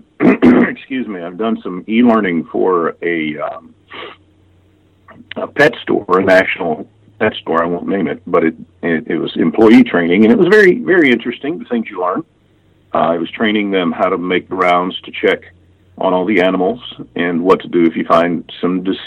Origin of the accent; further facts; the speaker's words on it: Memphis, Tennessee, United States; accent: Southern; now in Midwest, United States; I am from Memphis, Tennessee originally